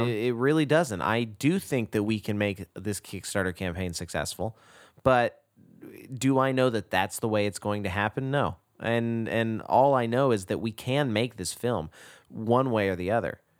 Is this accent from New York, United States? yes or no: no; Texas, United States; moved away; growing up in Texas